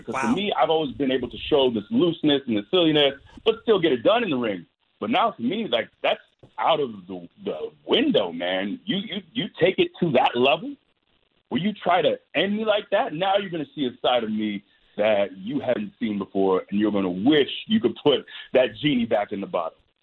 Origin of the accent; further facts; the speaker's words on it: Tampa, Florida, United States; Tampa is my hometown. I'm born and raised here